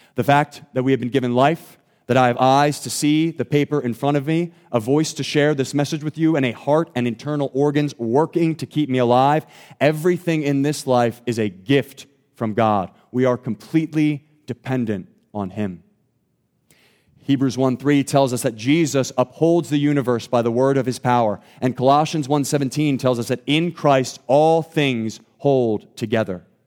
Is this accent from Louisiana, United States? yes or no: no; Thornton, Pennsylvania, United States; I grew up in Thornton, Pennsylvania